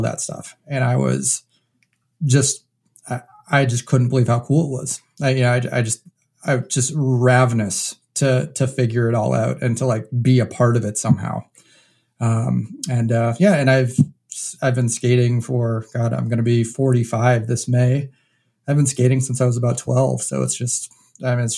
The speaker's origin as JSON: {"language": "English", "region": "New Hampshire", "country": "United States", "tie": "born or raised there", "also_born_or_lived": "Chicago / Martha's Vineyard / Boston", "moved": "as an adult", "said": "I was actually born and raised in New Hampshire."}